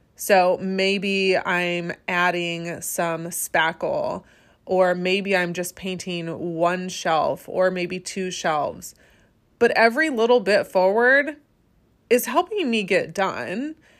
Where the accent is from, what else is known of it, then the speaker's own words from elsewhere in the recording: Michigan, United States; I first started my small business in my home state of Michigan